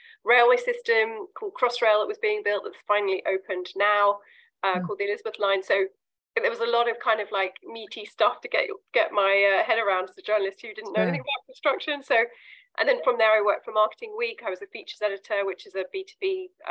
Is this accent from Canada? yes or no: no; London, United Kingdom; So I'm from London. I grew up in London. I still live in the UK.